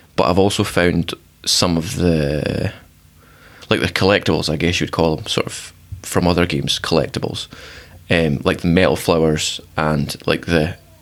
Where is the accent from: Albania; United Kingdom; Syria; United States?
United Kingdom; Scotland; I'm from Scotland